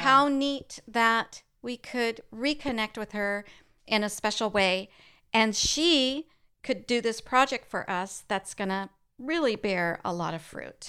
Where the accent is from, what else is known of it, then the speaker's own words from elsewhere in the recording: El Paso, Texas, United States; we grew up in El Paso, Texas